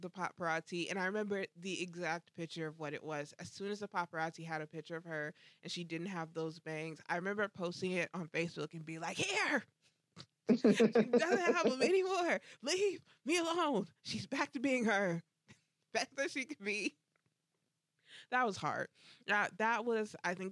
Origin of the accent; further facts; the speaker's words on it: Orlando, Florida, United States; I'm from Orlando